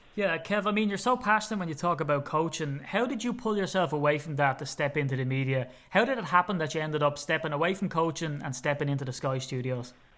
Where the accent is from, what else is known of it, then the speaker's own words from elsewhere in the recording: Ireland; as an Irishman, sometimes I get asked by Americans, "Can you slow down, please? I can't understand what you're saying."